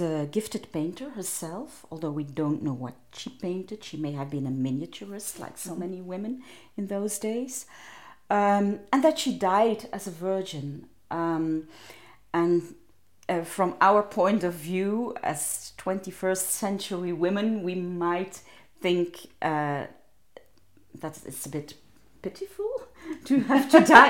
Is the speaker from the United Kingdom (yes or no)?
no; Ghent, Flanders, Belgium; I grew up in Ghent